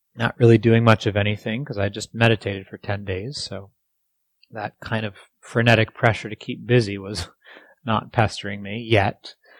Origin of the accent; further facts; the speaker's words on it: East Coast, United States; moved away; I grew up on the East Coast